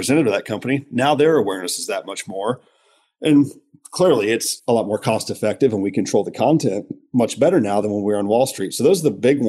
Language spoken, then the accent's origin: English; Midwest, United States; growing up in the Midwest